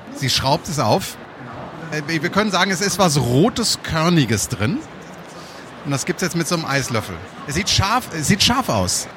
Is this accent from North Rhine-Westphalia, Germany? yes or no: yes; Münsterland, North Rhine-Westphalia, Germany; now in Düsseldorf, Germany; ich bin Münsterländer